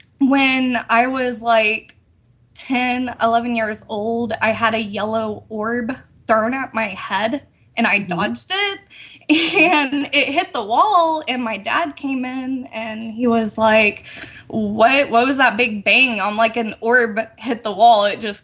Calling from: Texas, United States

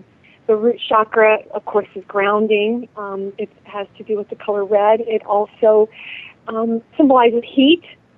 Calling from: Cedar Rapids, Iowa, United States; I'm calling from Cedar Rapids, Iowa.

